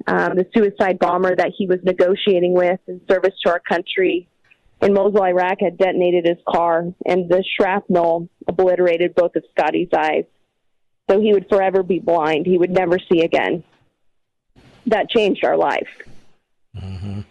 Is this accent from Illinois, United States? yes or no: no; Washington, United States; I'm a farm girl who born and raised in Washington State